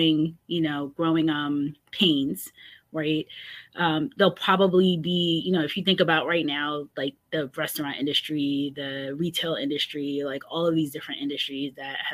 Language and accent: English; New York City, New York, United States; moved away as an adult; now in Northern Virginia, United States; growing up in New York